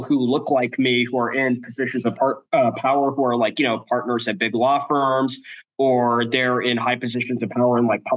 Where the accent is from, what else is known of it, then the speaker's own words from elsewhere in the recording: the Bay Area, California, United States; moved away as an adult; growing up in California, the Bay Area, where it was very diverse